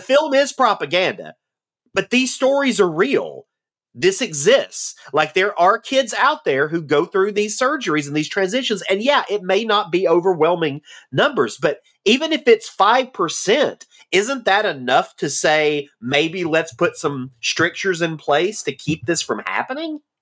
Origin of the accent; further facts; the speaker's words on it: the South, United States; accent: Southern; moved away; I, I enjoyed growing up in the South. I'm glad that I am from the South